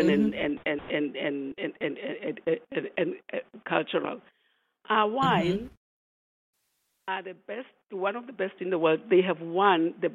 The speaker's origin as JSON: {"language": "English", "country": "South Africa", "moved": "as an adult", "lives_now": "New York, United States", "said": "how proud I am with South African"}